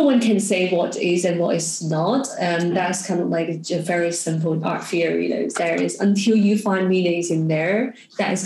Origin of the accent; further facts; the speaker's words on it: Hong Kong; also born or lived in New York; I'm from Hong Kong